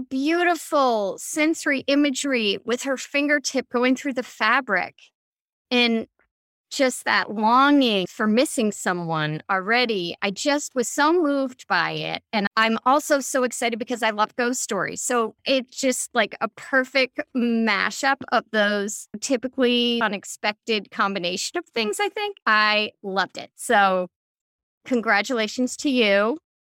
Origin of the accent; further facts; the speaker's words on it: Chicago, Illinois, United States; I'm from Chicago